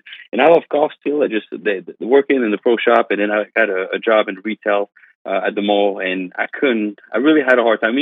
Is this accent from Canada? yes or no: yes; Canada; English is a second language; moved away as an adult; also born or lived in Pennsylvania; now in Myrtle Beach, United States; I'm French Canadian, so my English is I got a little bit of an accent as you're gonna hear. But I moved here in the United States when I was 18 years old to learn English first